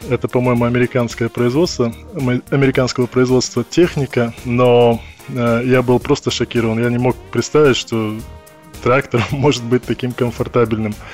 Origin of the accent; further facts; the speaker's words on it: Perm, Perm Krai, Russia; moved away as an adult; now in London, United Kingdom; А, я приехал из города Пермь, а, оказался здесь достаточно просто. А, это было связано с моим а, местом обучения, с моим институтом